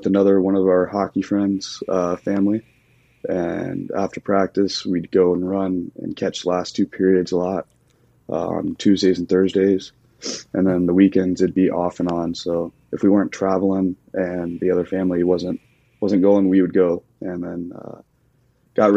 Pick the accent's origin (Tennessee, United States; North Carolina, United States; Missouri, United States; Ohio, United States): Tennessee, United States; Clarksville; also born or lived in Nashville; my hometown of Clarksville